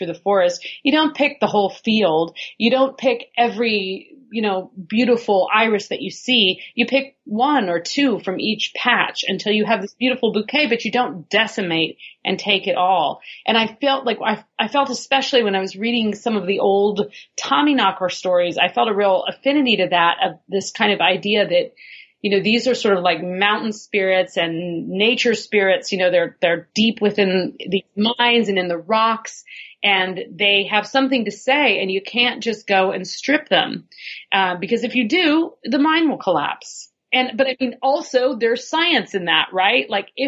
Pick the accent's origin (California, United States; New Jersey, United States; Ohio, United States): California, United States; Northern; where I grew up in California was mining territory, was the foothills in Northern California